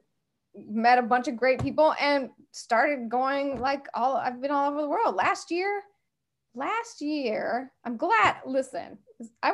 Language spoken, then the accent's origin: English; Portland, United States; moved away as an adult; also born or lived in Rome, Italy; now in Los Angeles, United States; That's where I grew up. I grew up in Portland. I've been in LA 29 years, actually